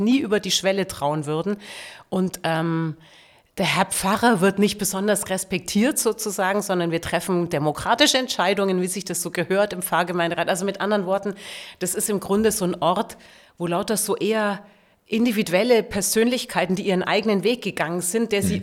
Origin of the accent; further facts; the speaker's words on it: Augsburg, Bavaria, Germany; moved away as an adult; also born or lived in Braunschweig; now in Berlin, Germany; ich komme aus Bayern, da bin ich geboren